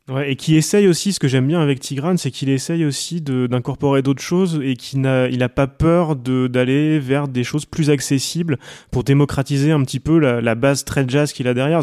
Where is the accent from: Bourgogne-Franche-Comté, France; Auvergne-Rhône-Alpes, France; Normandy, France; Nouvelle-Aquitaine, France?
Normandy, France; Coutances; J'ai grandi à Coutances